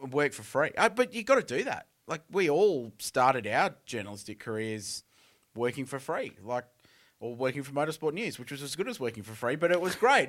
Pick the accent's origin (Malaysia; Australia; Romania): Australia; Adelaide, South Australia; I grew up in Adelaide with the Grand Prix